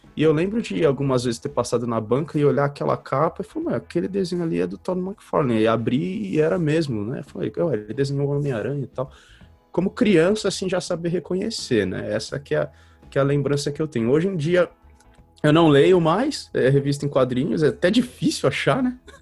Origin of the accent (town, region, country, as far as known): Brazil; born or raised there; moved away as an adult